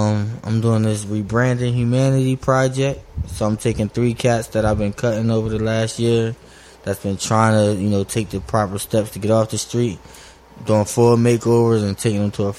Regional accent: Chester, Pennsylvania, United States; I'm from Chester

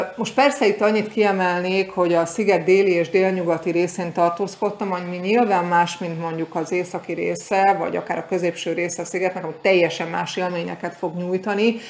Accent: Hungary; moved away as an adult; now in Canary Islands, Spain; mi magyarként

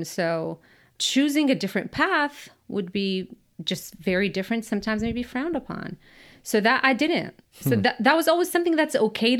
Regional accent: Amman, Amman Governorate, Jordan; English is a second language; I grew up in Jordan

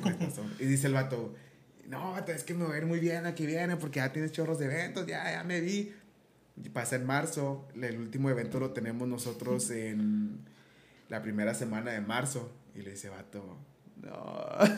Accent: Mexico; uno es muy confiable como muy confiado como mexicano

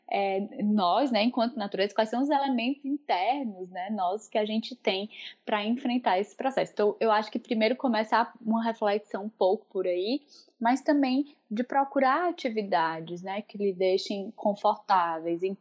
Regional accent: Northeast Region, Brazil; moved away; Bom, como uma boa nordestina, eu posso dizer que essa, inclusive, foi uma das minhas principais mudanças sentidas na, é, nesse processo de morar em outro país

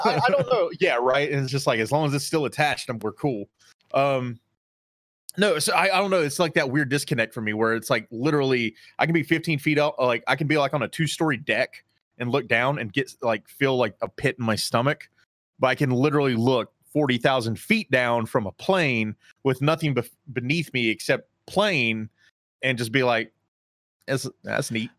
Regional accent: Charlotte, North Carolina, United States; I grew up in Charlotte

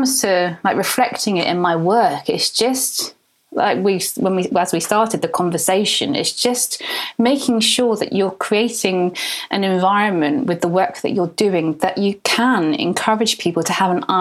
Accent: North Devon, South West England, United Kingdom; I grew up in North Devon.

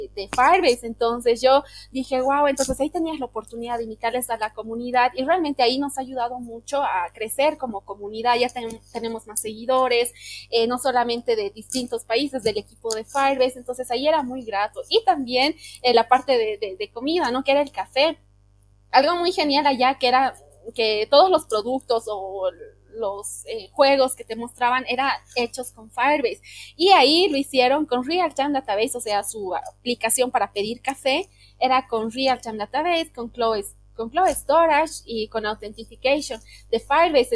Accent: Bolivia; soy de Bolivia

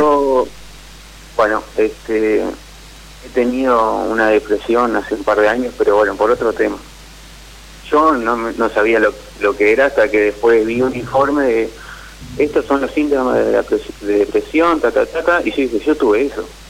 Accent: Caleta Olivia, Santa Cruz, Argentina; also born or lived in La Plata; now in Morón, Argentina; soy de Caleta Olivia, pero vivo en Morón

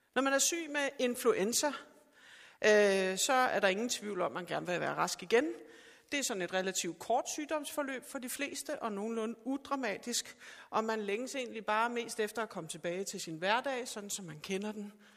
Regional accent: Sorø, Zealand, Denmark; jeg er fra Sorø

